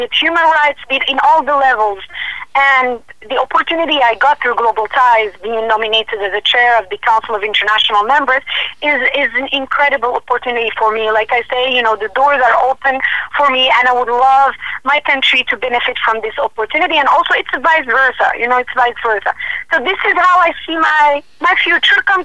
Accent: Morocco; also born or lived in United States; between my home country and the United States, and also live in Morocco

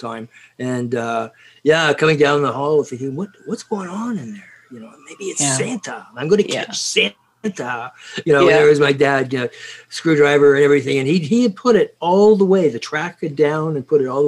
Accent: Scotland, United Kingdom; in my house, because you see, we're Scottish

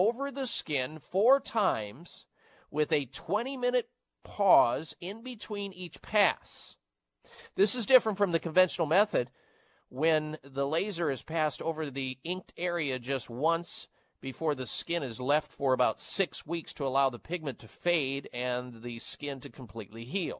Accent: Midwest, United States; growing up in the Midwest

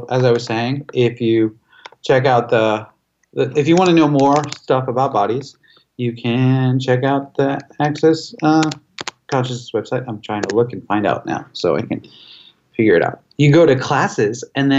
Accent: Cleveland, Ohio, United States; in Cleveland, my hometown

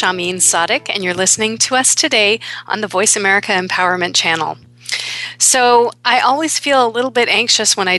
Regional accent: Canada; also born or lived in Toronto; I am Canadian

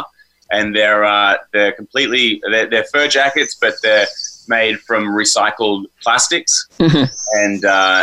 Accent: Australia; now in Los Angeles, United States; I'm an Australian living here

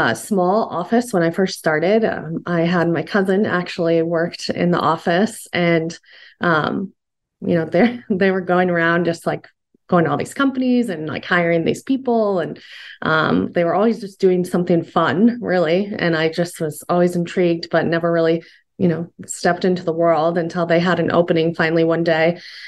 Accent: Fort Dodge, Iowa, United States; also born or lived in Arizona; now in Des Moines, United States; born and raised in Iowa. So I'm actually from Fort Dodge, but I've lived in Des Moines now for 12, 13 years

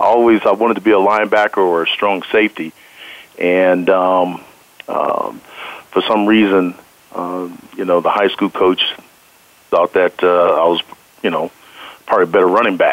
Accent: Denver, Colorado, United States; I'm from Denver, and I was born and raised

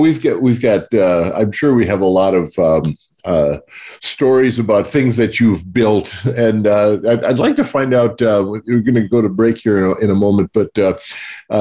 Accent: North Dakota, United States; Growing up in North Dakota

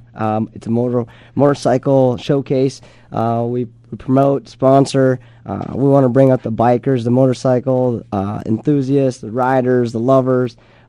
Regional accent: Minnesota, United States; I'm from Minnesota.

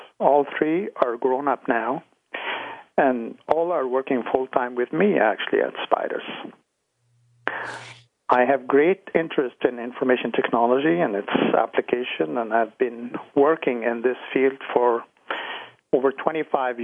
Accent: Ottawa, Ontario, Canada; born or raised there; also born or lived in Egypt / Toronto

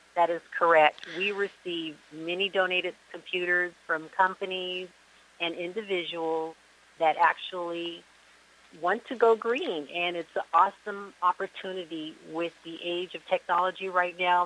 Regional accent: Seattle, Washington, United States; now in Miami, United States; I'm originally from Seattle, Washington, and I am now reside in the Miami area, beautiful South Florida

